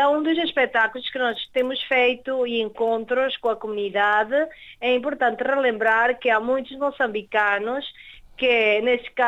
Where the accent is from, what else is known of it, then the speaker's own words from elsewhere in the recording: Venezuela; born there; Sim, certamente, nós nascemos na Venezuela, os nossos pais são portugueses e por ainda nós somos os descendentes.